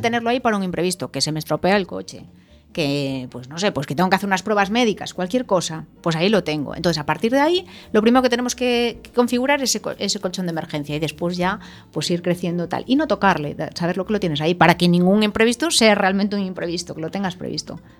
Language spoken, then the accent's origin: Spanish; Ourense, Galicia, Spain; yo nací en Orense, en una familia emprendedora ya de por sí